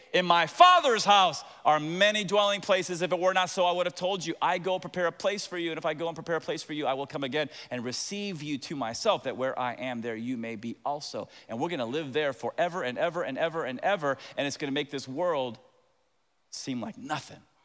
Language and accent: English; Tampa, Florida, United States; I'm from Tampa